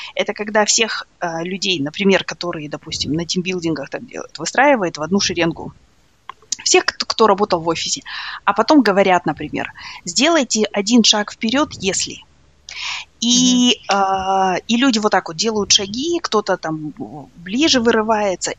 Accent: East Kazakhstan Region, Kazakhstan; also born or lived in Soviet Union; now in United States; я, например, росла в, э, в Восточном Казахстане, в маленьком городке

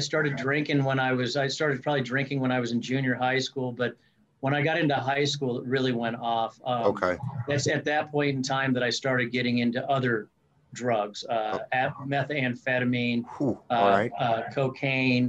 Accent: Greeley, Colorado, United States; I grew up in Greeley, Colorado

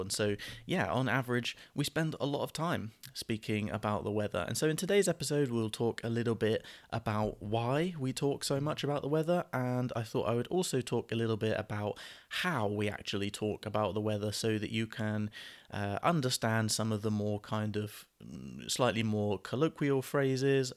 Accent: United Kingdom; terminology that we would use as British people

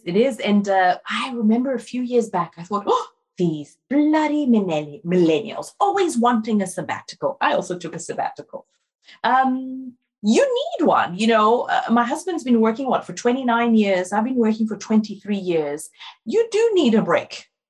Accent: Ghana; born there; moved away; also born or lived in Brazil / France; Like, I was born in Ghana, I lived in Brazil, I went to university in France. I can travel.

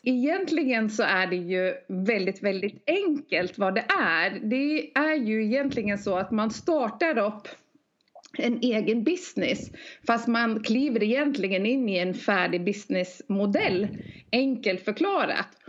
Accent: Norway; now in Sweden; jag är norska

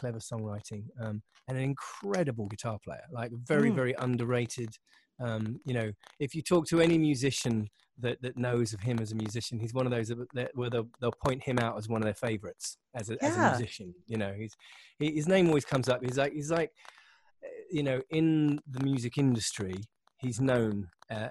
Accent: Windsor, South East England, United Kingdom; in the south of England, not far from London. I was born in Windsor

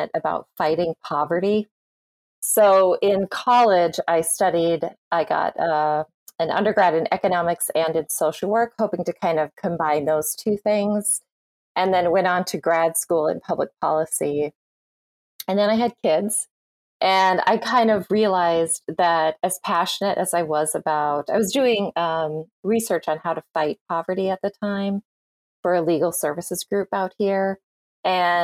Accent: rural Minnesota, United States; now in New Jersey, United States; I grew up in Minnesota. I currently live in New Jersey, but I grew up in rural Minnesota for the most part.

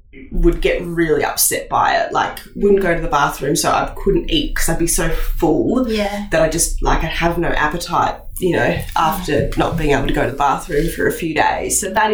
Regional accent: Indonesia; growing up in Indonesia and eating Indonesian food maybe helped me to keep away from things like gastro.

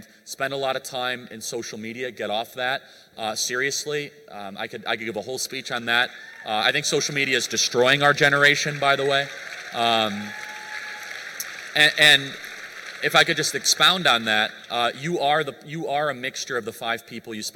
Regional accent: United States; I grew up in America

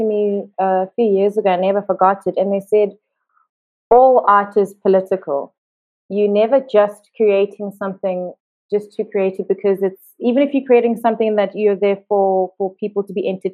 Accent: South Africa; also born or lived in Johannesburg, South Africa / Cape Town, South Africa; I'm from South Africa. I've lived here most of my life.

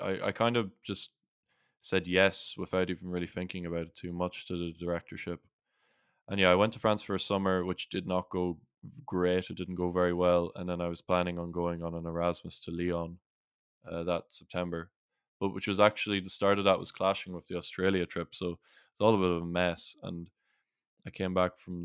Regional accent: Sligo, Connacht, Ireland; In my hometown

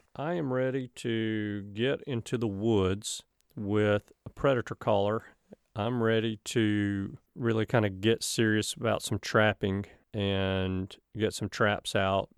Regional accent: the South, United States; I'm from the South

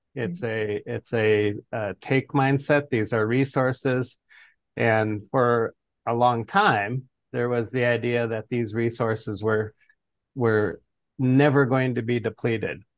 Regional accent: Fort Peck Reservation, northeastern Montana, United States; now in Boise, United States; I come from the Fort Peck, Assiniboine and Sioux Reservation of northeastern Montana.

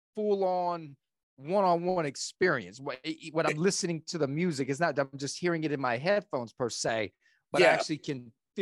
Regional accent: the South, United States; accent: Southern; my Southern accent is kicking

